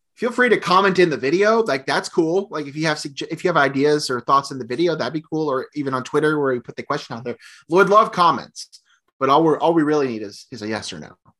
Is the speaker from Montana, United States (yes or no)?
no; Oakwood, Illinois, United States; from Oakwood, Illinois, from Oakwood High School, obviously my hometown